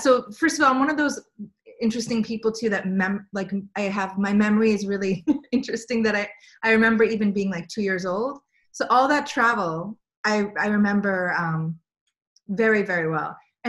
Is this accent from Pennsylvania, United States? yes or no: yes; Pennsylvania, United States; I'm one of those people that don't really have a hometown. I grew up, for the most part, outside Philadelphia, in one of those like suburbs, like urban suburbs.